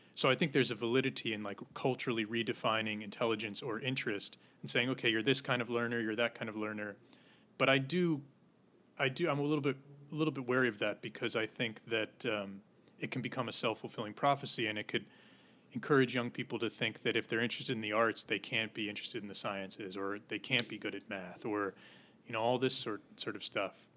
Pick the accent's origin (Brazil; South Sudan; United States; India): United States; Goshen, New York; moved away as an adult; now in Manhattan, United States; In a town called Goshen, New York, which is in the Hudson Valley